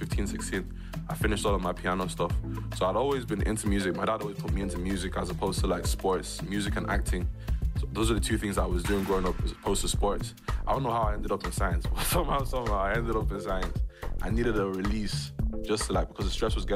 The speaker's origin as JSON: {"language": "English", "town": "Balbriggan", "region": "Leinster", "country": "Ireland", "said": "I'm from Balbriggan"}